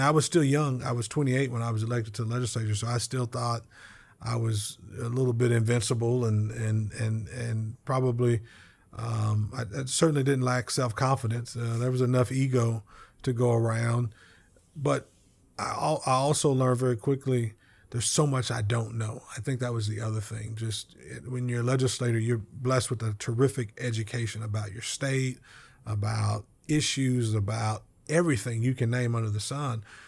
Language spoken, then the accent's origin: English; Lawton, Oklahoma, United States; my hometown in Lawton